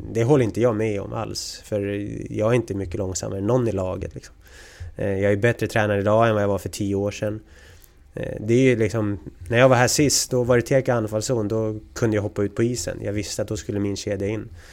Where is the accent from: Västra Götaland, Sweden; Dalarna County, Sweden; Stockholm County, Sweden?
Stockholm County, Sweden; Sigtuna; moved away as an adult; also born or lived in Märsta / Gävle / Saint Petersburg / Linköping; Vi är från Sigtuna, eller bor i Sigtuna.